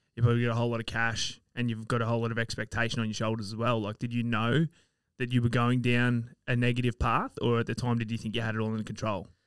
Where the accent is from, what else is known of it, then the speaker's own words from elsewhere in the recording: Sydney, New South Wales, Australia; moved away; I'm from Sydney originally